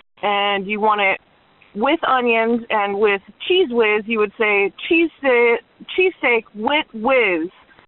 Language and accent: English; Philadelphia, Pennsylvania, United States; moved away; Long time no speak. I'm originally from Philadelphia.